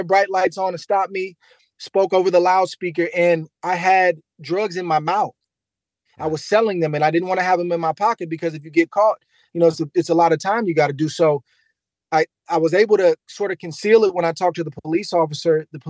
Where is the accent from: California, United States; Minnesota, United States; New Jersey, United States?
California, United States; San Bruno; growing up in San Bruno, California, at Crestmore High School, they had a boxing team.